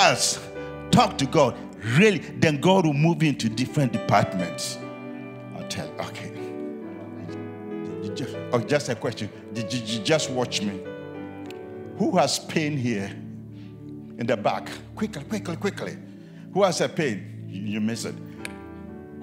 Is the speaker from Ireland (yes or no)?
no; Ghana; I'm from Ghana, West Africa